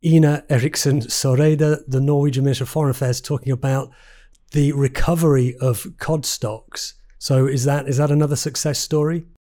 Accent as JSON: {"language": "English", "region": "England", "country": "United Kingdom", "said": "my home country of England"}